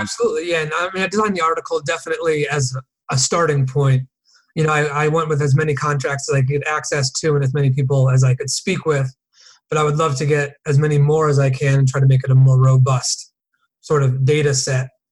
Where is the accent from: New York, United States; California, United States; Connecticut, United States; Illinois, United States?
Connecticut, United States; New Canaan; moved away as an adult; also born or lived in Boston / San Diego; I grew up in Connecticut, a town called New Canaan